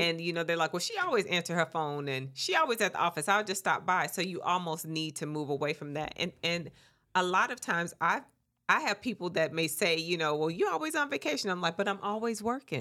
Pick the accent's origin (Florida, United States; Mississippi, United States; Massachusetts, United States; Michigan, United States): Mississippi, United States; I am from Mississippi